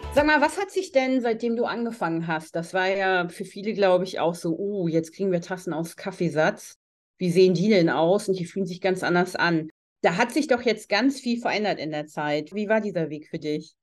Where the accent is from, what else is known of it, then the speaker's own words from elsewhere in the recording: Germany; hier bei uns in Deutschland.